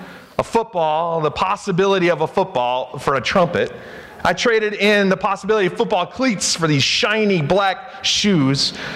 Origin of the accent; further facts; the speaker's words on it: Rochester, New York, United States; also born or lived in Maryland; I was born in Maryland, and the Orioles were like my favorite team baseball-wise. But we moved when I was young to upstate New York, into Rochester, New York, Henrietta area.